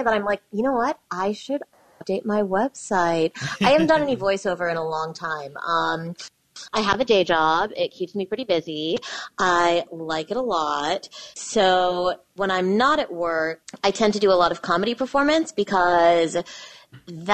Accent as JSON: {"language": "English", "town": "Lincoln", "region": "Nebraska", "country": "United States", "tie": "born or raised there", "moved": "yes", "lives_now": "New York, United States", "said": "I grew up in Lincoln, Nebraska"}